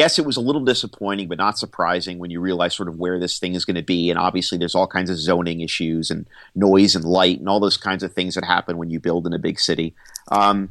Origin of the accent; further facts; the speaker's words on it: Annandale, Virginia, United States; Bill and I grew up in basically the same part of town, Annandale, Virginia